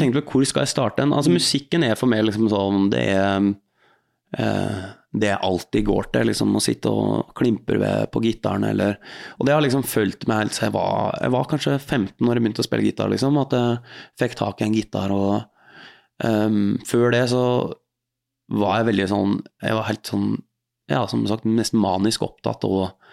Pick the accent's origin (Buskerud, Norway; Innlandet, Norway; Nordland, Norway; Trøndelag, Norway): Buskerud, Norway; Hallingdal; moved away as an adult; also born or lived in Oslo; dalen der jeg er fra